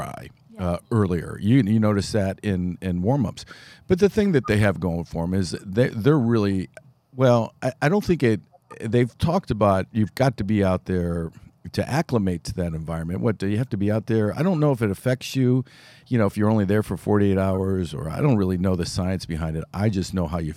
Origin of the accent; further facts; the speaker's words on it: Akron, Ohio, United States; I grew up in Akron.